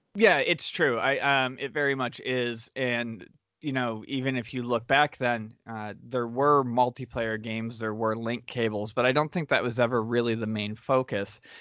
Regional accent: Western New York, United States; moved away; growing up in Western New York where there weren't a ton of delis everywhere

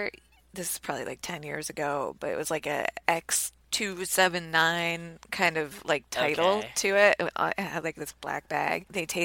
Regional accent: New Jersey, United States; we're from New Jersey and we don't have any culture.

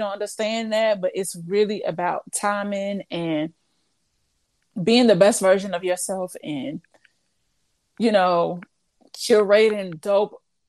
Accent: Midwest, United States; because it's not like I'm from the East Coast, but Midwest, I'm so many miles away.

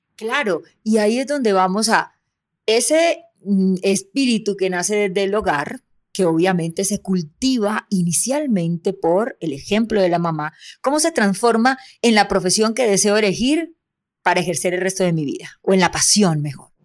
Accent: Soledad, Atlántico, Colombia; de mi tierra, de Soledad Atlántico

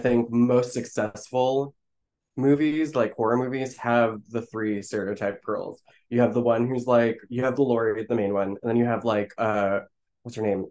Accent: Florida, United States; I'm from Florida

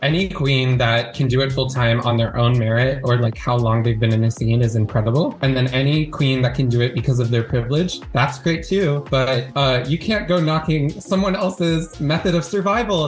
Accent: Duluth, Georgia, United States; now in Los Angeles, United States; I grew up in Georgia, in Duluth, Georgia, kind of like a middle class white suburb kind of area

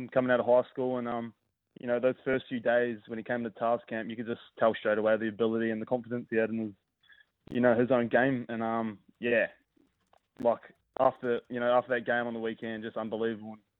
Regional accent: North Canterbury, New Zealand; moved away as an adult; now in Sydney, Australia; growing up in New Zealand

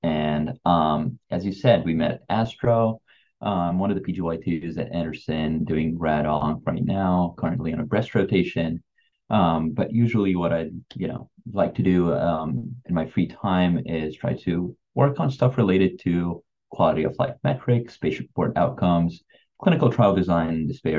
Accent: Beirut, Beirut Governorate, Lebanon; moved away as an adult; also born or lived in Texas, United States; now in Houston, United States; I'm from Beirut originally. I grew up in Beirut, Lebanon. That's where I went to school, medical school, and then moved here to the United States afterwards.

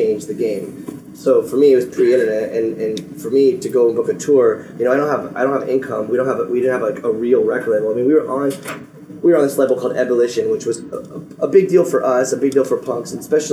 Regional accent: Phoenix, Arizona, United States; I grew up in Phoenix

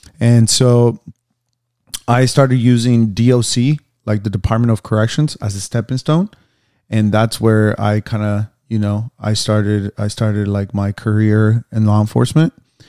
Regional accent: Phoenix, Arizona, United States; now in Los Angeles, United States; I'm a personal trainer, and I'm from Phoenix, Arizona.

